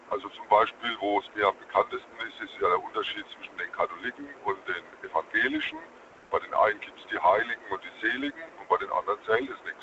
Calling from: Bonn, North Rhine-Westphalia, Germany; Ich komme aus Bonn.

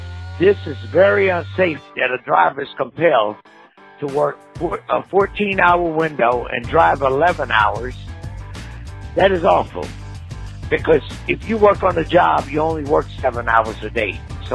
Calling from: Georgia, United States; I'm calling from Georgia.

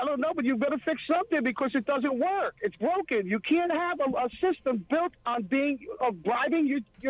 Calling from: Homedale, New Jersey, United States; from Homedale, New Jersey.

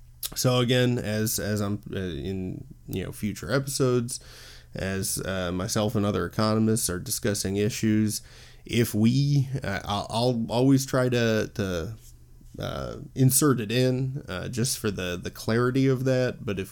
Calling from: Illinois, United States; I'm recording from the U.S., specifically the Chicagoland area.

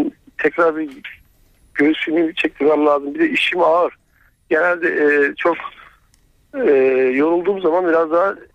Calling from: Eskişehir, Turkey

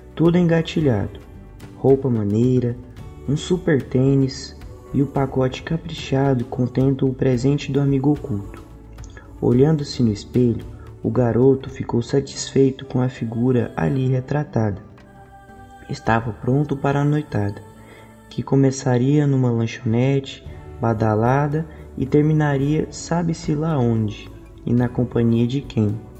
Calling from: Goiânia, Goiás, Brazil; eu falo de Goiânia

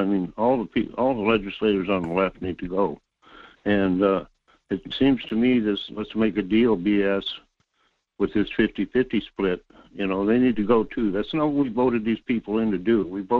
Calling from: North Pole, Alaska, United States; Yeah, this is … at North Pole.

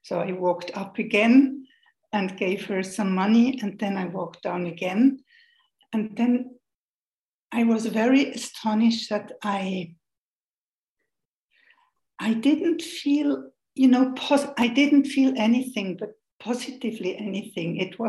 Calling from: Switzerland; I'm joining you from Switzerland, where we watch very much the hour.

